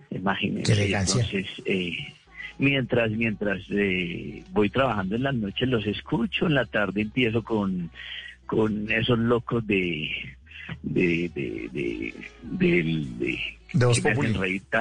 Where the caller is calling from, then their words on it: Greenville, South Carolina, United States; Yo vivo acá en South Carolina, Greenville, South Carolina, en, Estados Unidos.